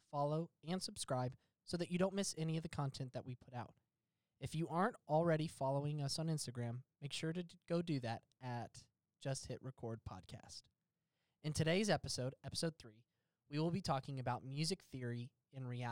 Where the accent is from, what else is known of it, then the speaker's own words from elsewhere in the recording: the South, United States; it's hard being a Southerner